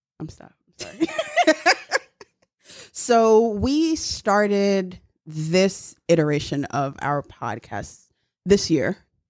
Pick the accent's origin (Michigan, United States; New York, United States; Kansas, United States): New York, United States; New York City; I am from Brooklyn, born and raised.